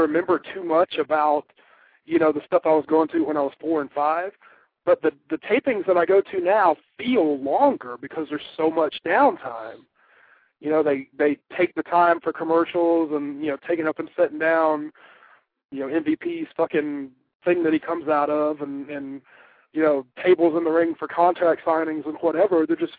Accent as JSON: {"language": "English", "area": "20 minutes outside of Greensboro", "region": "North Carolina", "country": "United States", "said": "I'm from 20 minutes outside of Greensboro."}